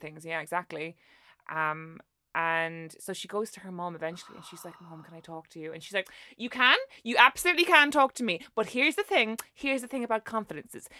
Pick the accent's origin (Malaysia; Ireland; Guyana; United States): Ireland; as an Irish person